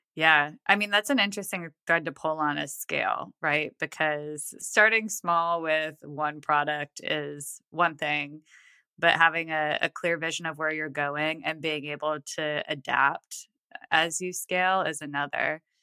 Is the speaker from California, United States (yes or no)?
no; Buffalo, New York, United States; now in Nashville, United States; I grew up in Buffalo